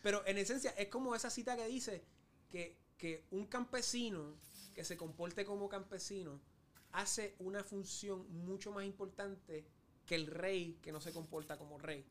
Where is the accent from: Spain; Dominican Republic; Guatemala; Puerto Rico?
Puerto Rico; como puertorriqueño